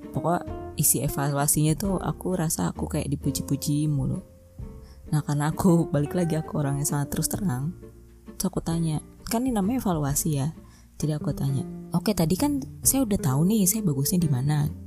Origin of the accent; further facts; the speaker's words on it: Java, Indonesia; aku juga orang Jawa tapi aku ceplos-ceplos gitu